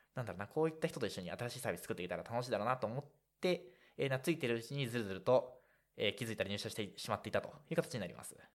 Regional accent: Shizuoka, Japan; moved away; 実家は静岡だからです

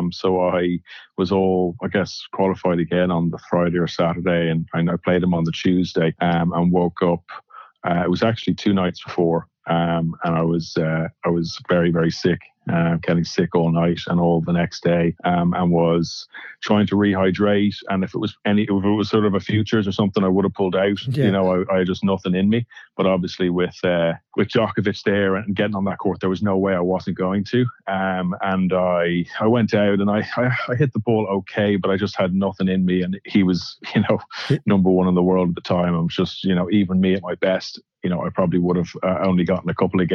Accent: Ireland; I'm Irish

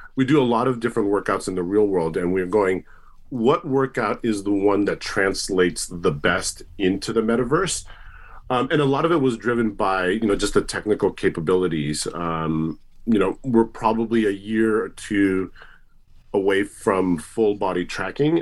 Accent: Tokyo, Japan; also born or lived in United States; now in New Zealand; I'm originally from Tokyo

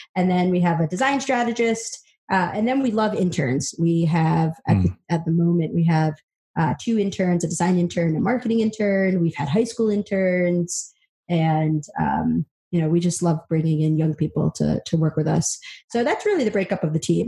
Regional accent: upstate New York, United States; also born or lived in El Salvador; I was adopted from El Salvador, um, single parent household came over when I was about 20 months and uh, grew up in upstate New York

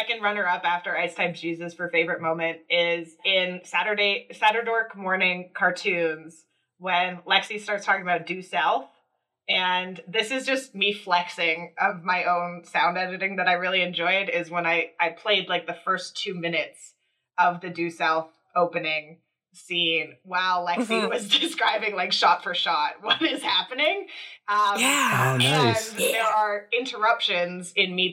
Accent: Calgary, Alberta, Canada; also born or lived in Vancouver; I was a deep south kid because I grew up in Mackenzie Lake

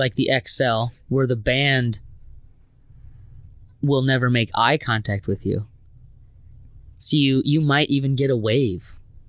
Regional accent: Minnesota, United States; being all Minnesotan, we looked at each other and was like, "Oh, sorry."

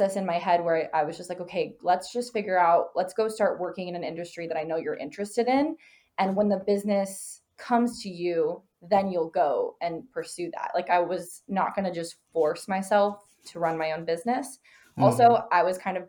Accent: Arizona, United States; I was born and raised in Arizona. I live here now

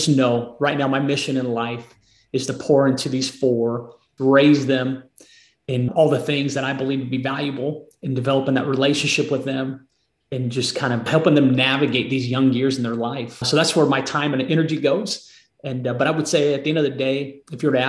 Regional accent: Marysville, United States; moved away as an adult; now in Nashville, United States; My wife and I both were born and raised in Marysville.

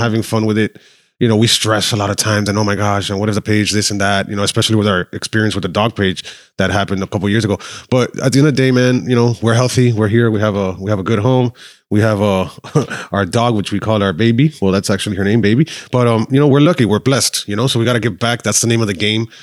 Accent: Miami, Florida, United States; also born or lived in Argentina; Born and raised in Miami, Mercy Hospital

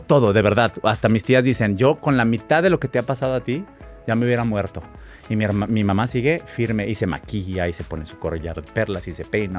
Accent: Monterrey, Nuevo León, Mexico; moved away as an adult; also born or lived in New York; Aparte soy nacido en mayo, soy de Monterrey, la Sierra Madre.

